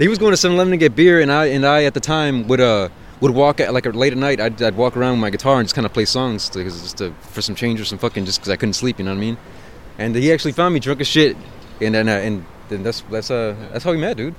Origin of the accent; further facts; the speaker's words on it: South Bay, California, United States; South Bay, man. I come from the South Bay.